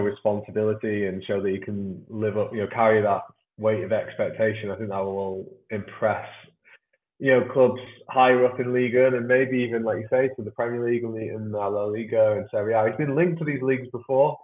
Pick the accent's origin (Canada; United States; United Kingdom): United Kingdom; Manchester, North West England; as you can maybe my accent betrays, I come from Manchester.